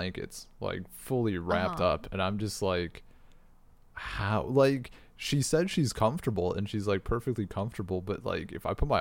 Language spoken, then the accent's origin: English; United States; moved away; as a American used to comfortable indoor climates